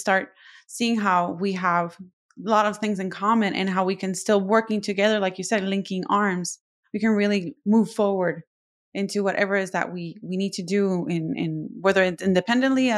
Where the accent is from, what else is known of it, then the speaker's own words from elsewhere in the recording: Puerto Rico; I'm from Puerto Rico.